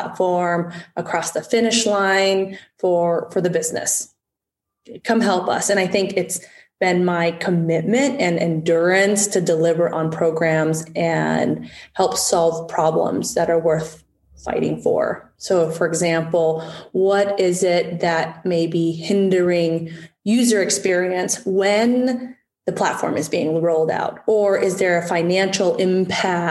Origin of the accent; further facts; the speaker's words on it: United States; my parents are refugees from Vietnam after the Vietnam War, and coming to America